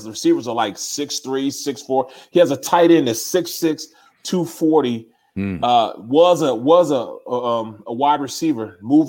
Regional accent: St. Louis, Missouri, United States; I'm from St. Louis, man. I'm from the ghettoest place in the world.

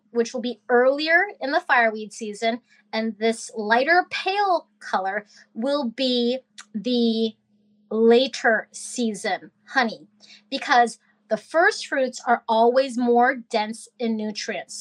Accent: Alaska, United States; I am from Alaska

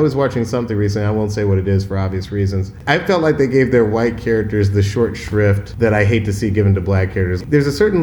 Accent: Atlanta, Georgia, United States; I grew up in Southwest Atlanta

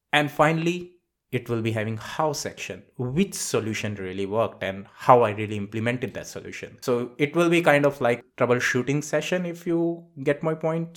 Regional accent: India; also born or lived in Singapore; now in Reading, United Kingdom; I am from India. I moved to Singapore. From Singapore, I came all the way to United Kingdom, so I am based out in U K.

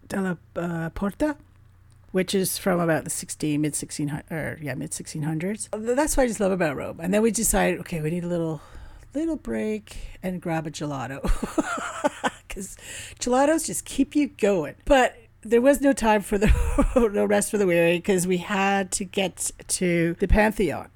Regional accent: Canada; being Canadian

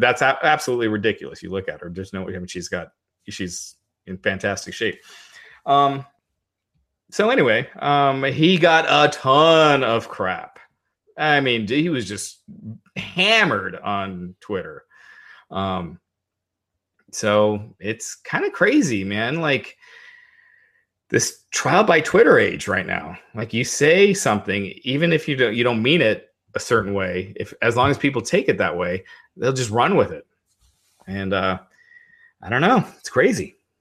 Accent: United States; I was born in the States, but I'm, I'm of Indian descent

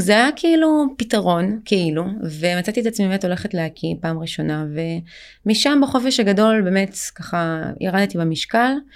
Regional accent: Israel; also born or lived in Ukraine; אני באמת עליתי לארץ אה, מאוקראינה

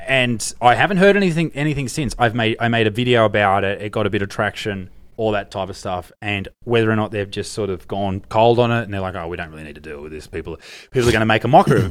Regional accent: Australia; as the Australian

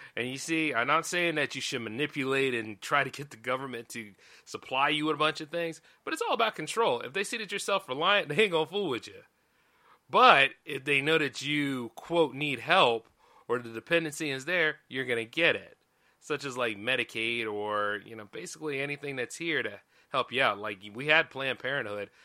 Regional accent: United States; I'm an American. Pay taxes here.

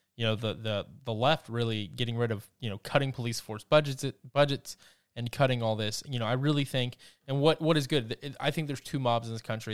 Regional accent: Georgia, United States; Atlanta even, my home state

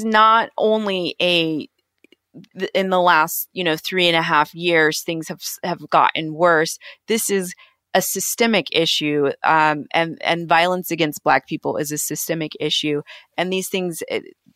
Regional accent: Georgia, United States; I grew up in Georgia

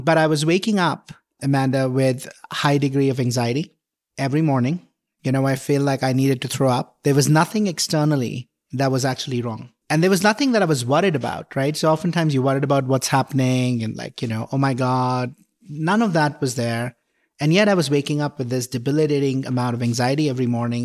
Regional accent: India; moved away as an adult; also born or lived in Mumbai, India; now in Boulder, United States; I grew up in India, grew up in a middle class family

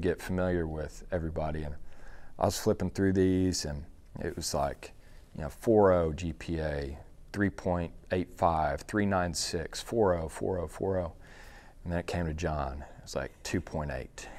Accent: Dallas, Texas, United States; I grew up in Dallas

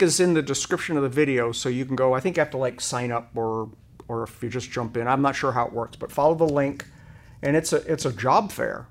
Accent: Rhode Island, United States; now in Hennessey, United States; I grew up in Rhode Island

